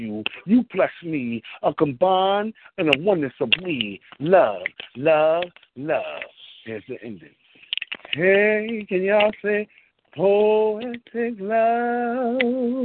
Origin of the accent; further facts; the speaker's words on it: Richmond, Virginia, United States; also born or lived in Washington, D.C.; now in New York, United States; I'm born and raised in Richmond, Virginia, by way of Washington, D.C., and now I live in New York